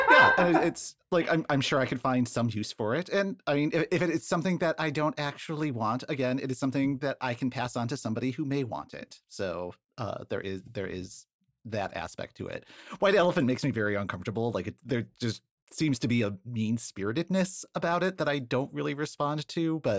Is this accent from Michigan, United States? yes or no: yes; Detroit, Michigan, United States; now in Chicago, United States; I'm from Detroit originally.